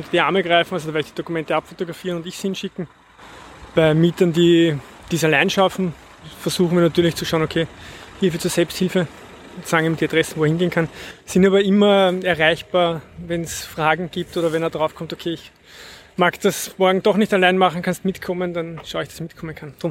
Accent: Vienna, Austria; Ja, ich bin auch aus Simmering

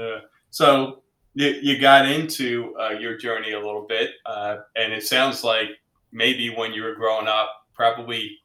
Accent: Pennsylvania, United States; I'm from Pennsylvania

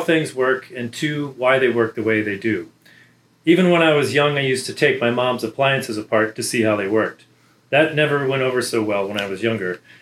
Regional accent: Southern California, United States; moved away as an adult; also born or lived in Prescott, Arizona / Riverside, California / Amherst, Massachusetts / Oxford, United Kingdom; now in Auburn, United States; I grew up in Southern California

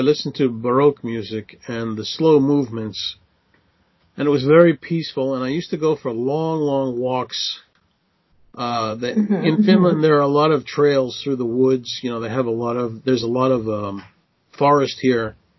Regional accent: Israel; moved away; So I came from Israel, and, you know, in Israel in the winter, it doesn't get below 20, you know, in the winter.

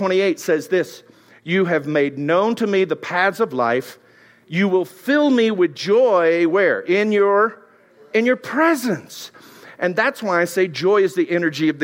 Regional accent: Texas, United States; I'm Texan

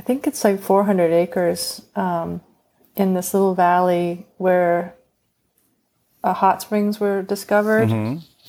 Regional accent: Silver City, New Mexico, United States; moved away; also born or lived in Ambrose, North Dakota / Gila, New Mexico; I grew up in a small town first in North Dakota called Ambrose, and then Silver City, New Mexico.

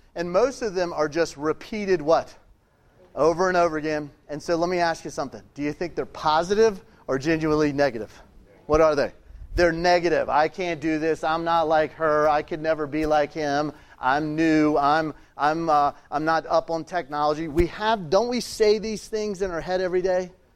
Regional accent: Richmond, Virginia, United States; I'm from Richmond, Virginia

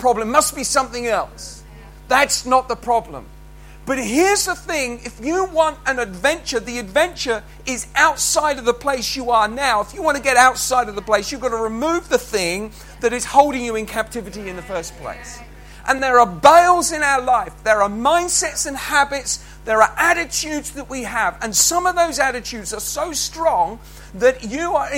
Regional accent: Haywards Heath, South East England, United Kingdom; I was born in Haywards Heath, and I'd come back to work there with my uncles

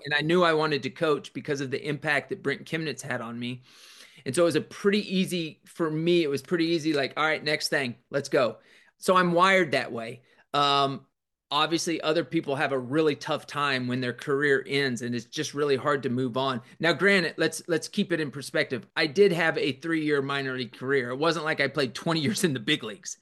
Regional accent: Kansas, United States; also born or lived in Denver, Colorado; I was born in Denver, but I, I lived there such a short time. But my dad coached and taught. My mom was a teacher. And then when we went to Kansas

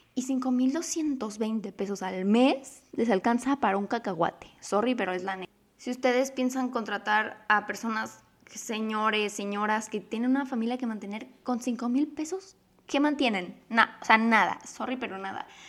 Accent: Mexico; mi país, que es México

